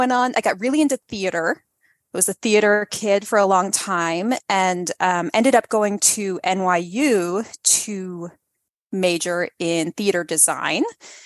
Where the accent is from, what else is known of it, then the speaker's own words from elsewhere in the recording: Delaware, United States; also born or lived in Detroit; I grew up mostly in Delaware. My family moved around a lot because of my dad's job.